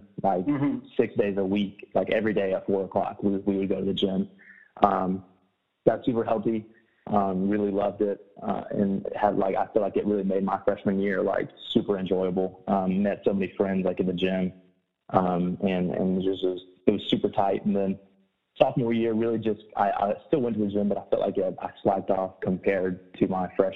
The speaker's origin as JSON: {"language": "English", "region": "Alabama", "country": "United States", "tie": "born or raised there", "also_born_or_lived": "West Virginia / Huntsville, Alabama", "said": "I was born and raised in Alabama"}